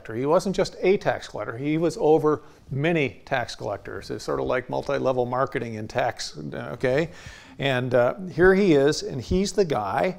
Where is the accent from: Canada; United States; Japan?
United States; I'm an American